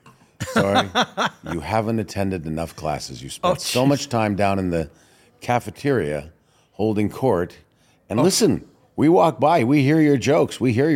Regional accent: Toronto, Ontario, Canada; born or raised there; moved away

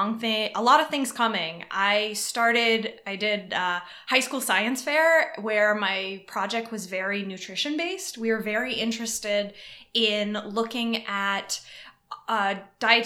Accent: Hopkinton, Massachusetts, United States; now in Chicago, United States; I was raised in Hopkinton, Massachusetts, which is the start of the Boston Marathon.

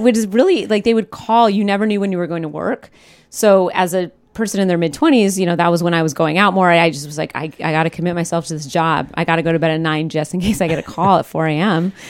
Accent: Pacific Northwest, United States; I was growing up in the Pacific Northwest

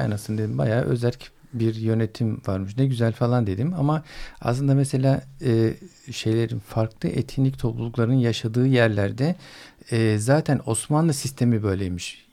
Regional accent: Istanbul, Turkey; Kurtuluş'ta güzel bir çocukluğumuz vardı

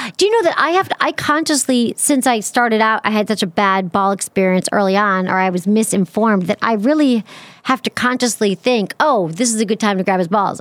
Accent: Michigan, United States

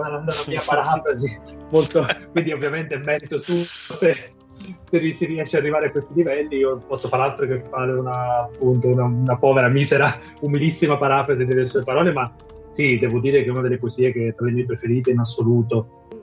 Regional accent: Campania, Italy; moved away as an adult; la mia terra di origine, che è la Campania

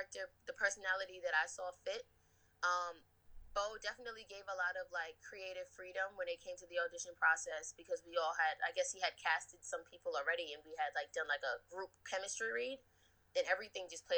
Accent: New York, United States; that's like right where my heart is, being a New Yorker

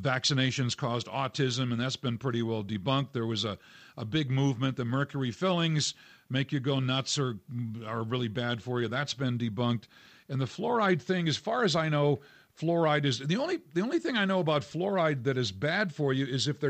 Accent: New England, United States; now in Colorado, United States; I grew up in New England

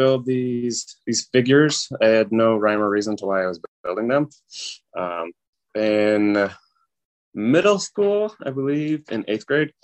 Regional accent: North Carolina, United States; I grew up in North Carolina, and there's a lot of red clay

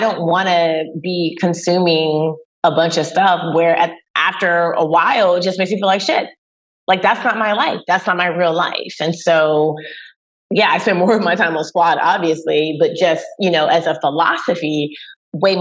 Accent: North Carolina, United States; I'm from North Carolina

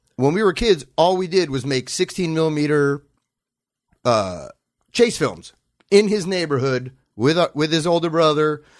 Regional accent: Los Angeles, California, United States; I grew up in Brentwood

